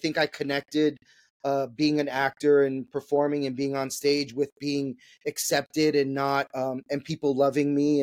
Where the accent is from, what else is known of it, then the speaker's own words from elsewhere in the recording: New York City, New York, United States; I was born and raised in New York City, in Manhattan. I grew up in Washington Heights, went to high school in the Bronx